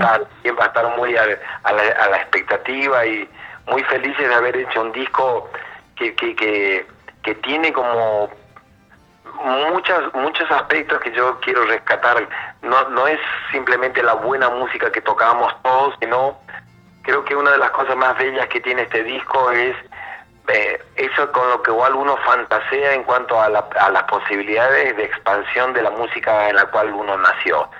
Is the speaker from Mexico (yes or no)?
no; Argentina; nosotros como argentinos